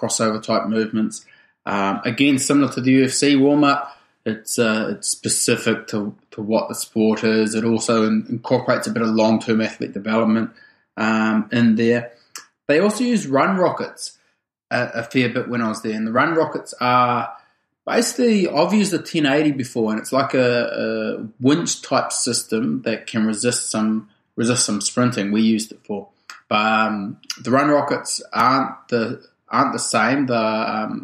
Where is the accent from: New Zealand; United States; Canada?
New Zealand; I grew up in a small town in rural New Zealand, like population 600